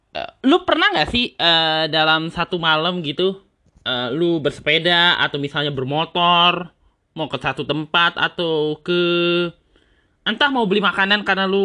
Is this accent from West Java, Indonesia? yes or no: no; Tangerang, Banten, Indonesia; Dan ini kebetulan saja terjadi di daerah gua, lebih tepatnya di Jati Uwung.